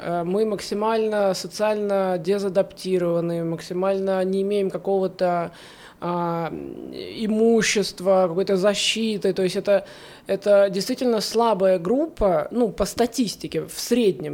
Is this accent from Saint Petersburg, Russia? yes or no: yes; Saint Petersburg, Russia; moved away as an adult; now in Haifa, Israel; я из города, я из Петербурга, кстати, я всю жизнь там прожила в большом городе